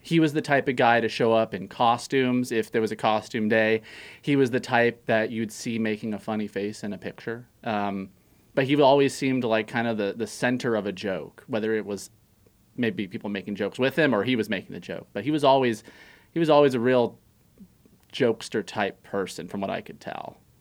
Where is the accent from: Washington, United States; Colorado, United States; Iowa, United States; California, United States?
California, United States; Santa Clarita; moved away; I'm from Canyon Country, California.